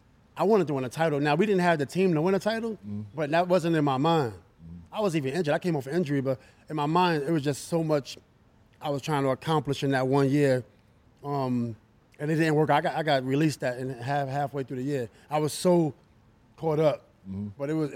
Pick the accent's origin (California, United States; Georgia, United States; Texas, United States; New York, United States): New York, United States; But I'm from New York